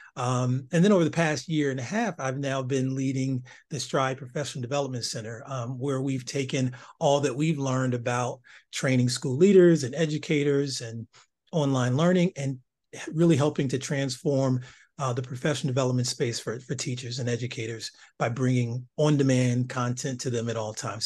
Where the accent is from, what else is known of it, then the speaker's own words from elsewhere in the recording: East Cleveland, Ohio, United States; growing up in East Cleveland, Ohio